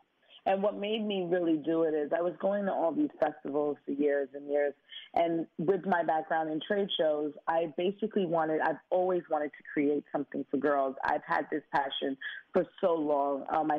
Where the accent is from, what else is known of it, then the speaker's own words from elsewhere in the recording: Brooklyn, New York, United States; Me growing up in Brooklyn, I could have taken a different route.